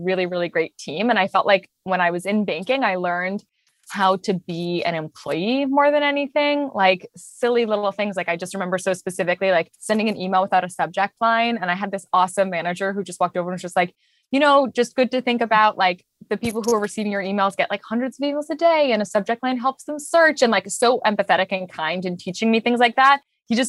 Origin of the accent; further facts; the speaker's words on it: London, United Kingdom; also born or lived in Japan; So I was born in London. I lived in Japan for a little bit, and then I went back to London. I spent most of my childhood in London.